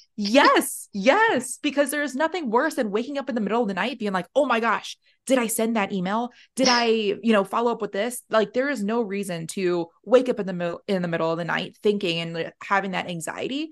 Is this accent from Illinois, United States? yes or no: no; New York, United States; moved away as an adult; now in Arizona, United States; I'm originally from New York